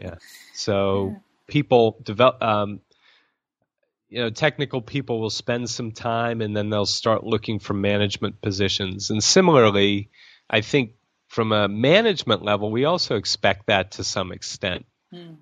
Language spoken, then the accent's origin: English; United States; now in Thailand; as an American